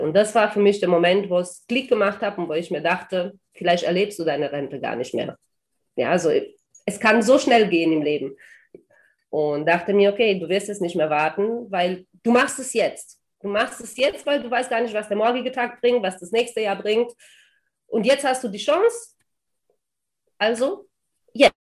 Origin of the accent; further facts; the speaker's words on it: Germany; moved away as an adult; also born or lived in Transylvania, Romania; now in Algarve, Portugal; Ich wurde in Rumänien geboren, in Transsilvanien, bin mit zehn Jahren dann nach Deutschland ausgewandert, habe dort im Odenwald gelebt, 14 Jahre lang, bin dort zur Schule gegangen